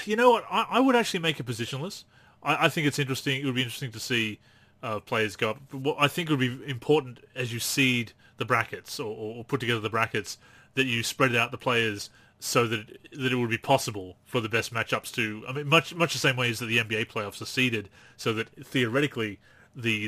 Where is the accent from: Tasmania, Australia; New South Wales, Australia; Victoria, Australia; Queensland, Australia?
New South Wales, Australia; Newcastle; my hometown of Newcastle.